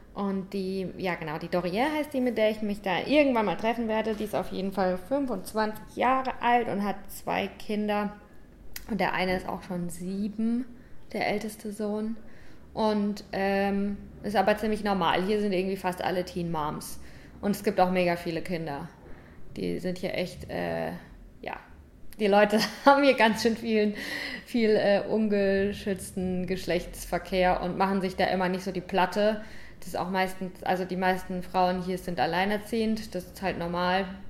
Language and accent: German; St. Leon-Rot, Baden-Württemberg, Germany; moved away as an adult; now in Cape Verde; Ich komme aus St. Leon Roth